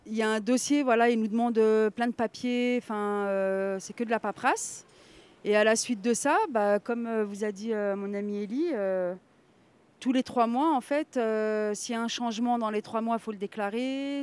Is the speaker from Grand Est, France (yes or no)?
yes; Nancy, Grand Est, France; moved away as an adult; now in Villejuif, France; je suis euh, de Nancy, donc de la Meurthe-et-Moselle. J'ai grandi dans une famille euh, de trois enfants